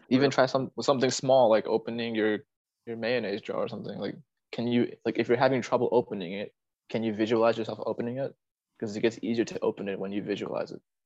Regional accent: Fairfax County, Northern Virginia, United States; also born or lived in South America; my hometown is uh, yeah, it's more left left wing

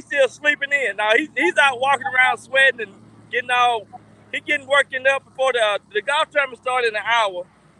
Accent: Texarkana, United States; I'm in my hometown of Texarkana. I'm on the border of Texas and Arkansas.

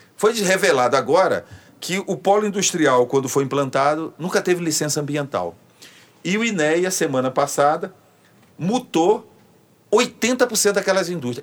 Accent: Northeast Region, Brazil; now in Rio de Janeiro, Brazil; eu, como nordestino

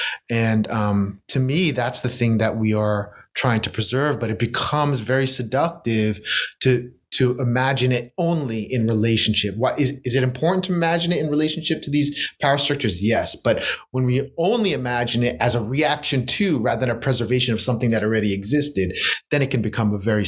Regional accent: United States; while I strongly identify as a Filipino American poet, my first language is English. My second language is Spanish. My third language is actually my parents' language, is Ilocano

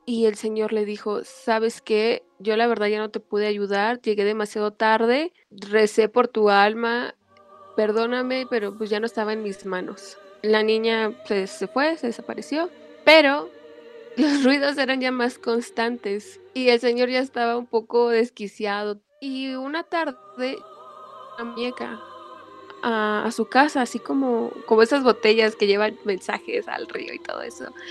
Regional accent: Mexico City, Mexico; yo soy aquí de la CDMX en México

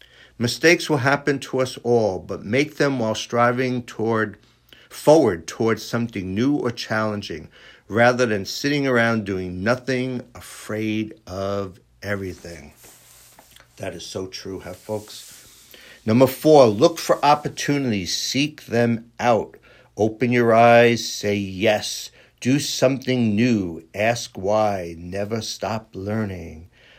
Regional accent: New York City, New York, United States; born there; I was born in Astoria, Queens. Hey, you know, this is how I talk.

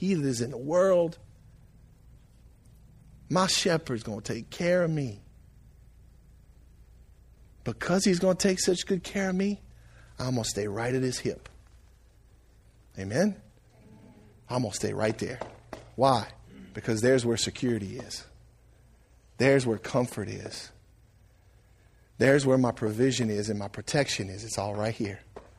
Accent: Franklin, United States; I was born and raised in Franklin.

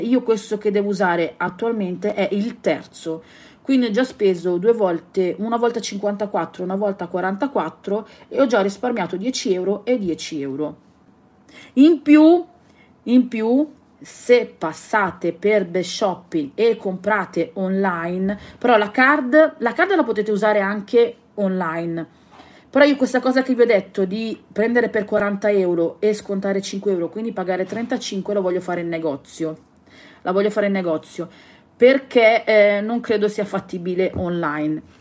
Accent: Southern Italy, Italy; io sono terrona e noi siamo abituati comunque a gesticolare sempre

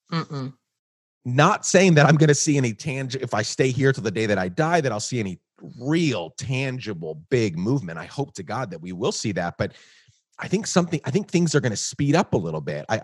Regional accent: Guatemala; also born or lived in New York, United States; now in United States; So I, sp- I was born in New York, grew up in Guatemala, then spent six years traveling the world

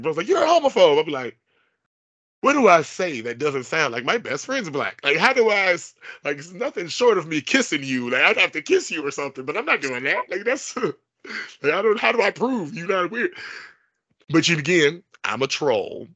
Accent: Bellwood, Illinois, United States; I'm from Bellwood, Illinois

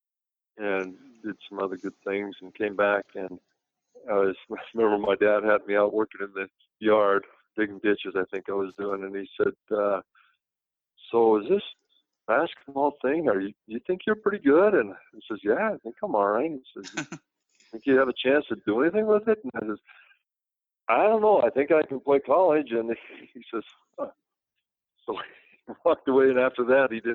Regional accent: Utah, United States; moved away as an adult; also born or lived in Milwaukee, Wisconsin; I was from Bingham High School, a little town

